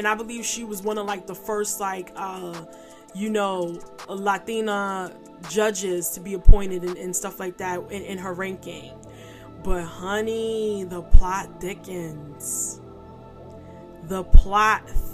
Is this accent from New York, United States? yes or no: yes; New York City, New York, United States; also born or lived in Catskills, New York; I'm from New York City